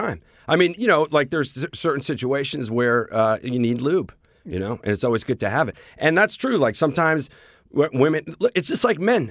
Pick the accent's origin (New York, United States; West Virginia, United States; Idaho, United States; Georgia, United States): New York, United States; New York City; New York, we love sharing our city